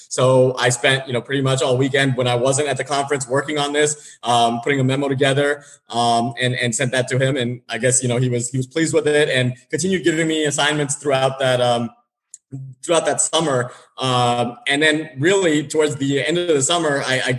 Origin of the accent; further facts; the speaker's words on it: San Diego, California, United States; moved away as an adult; also born or lived in Boston; I grew up in San Diego